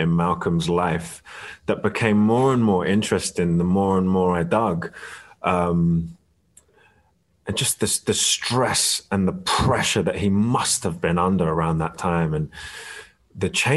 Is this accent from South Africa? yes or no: no; London, United Kingdom; also born or lived in Barnet; I was born in Barnet Hospital, but moved to Kentish Town pretty soon after